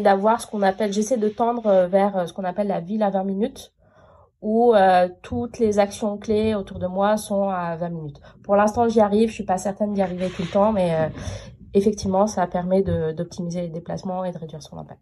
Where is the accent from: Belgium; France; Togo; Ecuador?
France; m'a dit d'où vous venez. Je dis de France